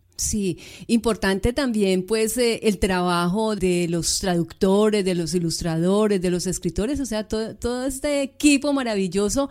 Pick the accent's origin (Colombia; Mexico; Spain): Colombia; nosotros los colombianos